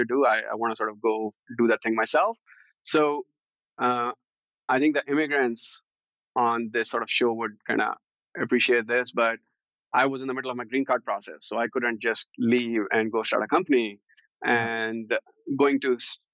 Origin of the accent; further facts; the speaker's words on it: Chandigarh, India; moved away as an adult; now in United States; I grew up in Chandigarh, which happens to be one of the most planned cities in India.